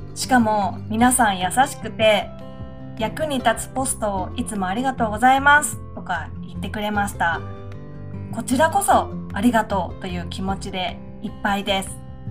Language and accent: Japanese; Aichi, Japan; 私は愛知県で生まれて、祖父は高知県に住んでいましたから